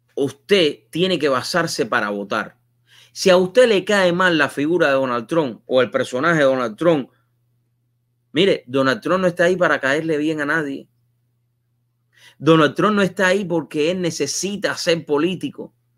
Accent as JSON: {"language": "Spanish", "country": "Cuba", "moved": "yes", "said": "Cuando yo salí de Cuba"}